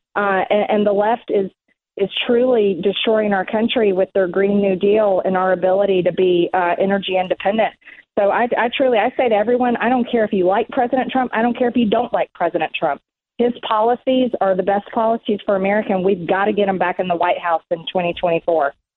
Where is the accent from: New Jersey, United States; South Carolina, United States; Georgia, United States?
Georgia, United States; Georgia, my home state